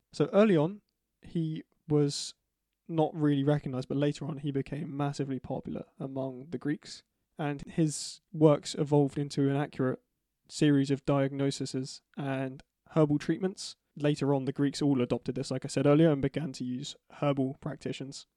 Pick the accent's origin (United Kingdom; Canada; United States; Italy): United Kingdom